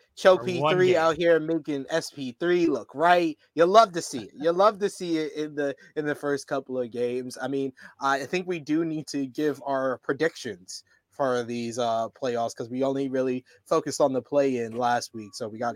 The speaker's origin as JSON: {"language": "English", "region": "New York", "country": "United States", "said": "I'm from New York"}